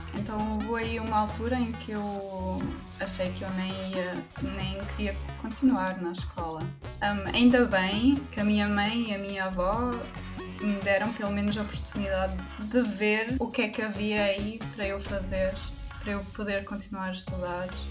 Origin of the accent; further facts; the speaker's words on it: Portugal; first language German; Portuguese is a second language; moved away as an adult; also born or lived in Germany; now in Nuremberg, Germany; grande parte da minha vida foi, foi vivida em Portugal